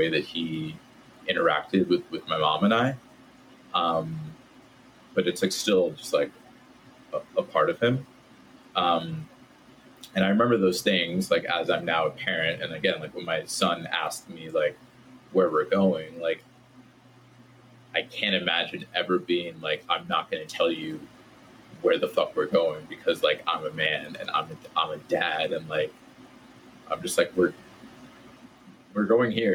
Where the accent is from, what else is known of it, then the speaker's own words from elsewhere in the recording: Southern Connecticut, United States; I grew up in Southern Connecticut in the suburbs right outside New York City.